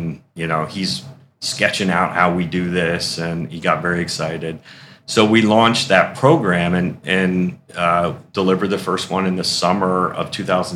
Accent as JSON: {"language": "English", "town": "Philadelphia", "region": "Pennsylvania", "country": "United States", "tie": "born or raised there", "moved": "as an adult", "lives_now": "Syracuse, United States", "said": "I grew up in Philadelphia."}